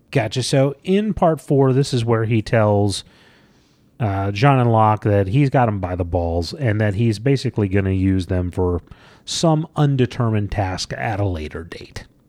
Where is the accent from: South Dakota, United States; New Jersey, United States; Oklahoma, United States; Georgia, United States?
Georgia, United States; when I was a child and I grew up in Georgia